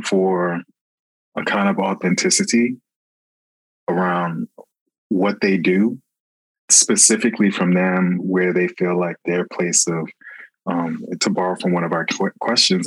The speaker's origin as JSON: {"language": "English", "town": "Hollywood", "region": "Florida", "country": "United States", "tie": "born or raised there", "said": "I grew up in Florida. I grew up in Hollywood, Florida"}